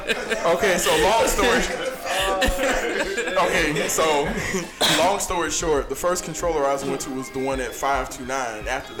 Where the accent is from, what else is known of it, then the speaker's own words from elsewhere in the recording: Atlanta, Georgia, United States; I'm born and raised in Atlanta, by way of East Point, South Fulton, Cleveland Avenue.